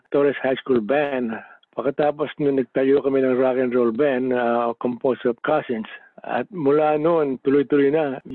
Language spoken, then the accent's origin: Tagalog; Philippines; now in Adelaide, Australia; Pilipino kami.